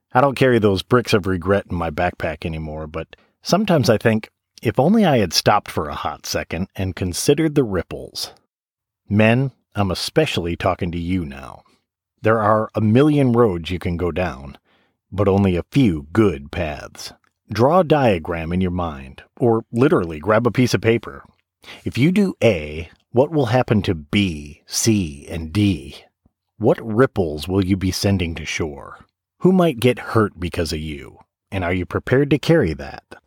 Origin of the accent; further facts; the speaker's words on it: Michigan, United States; I grew up in Michigan, so I'm all about the water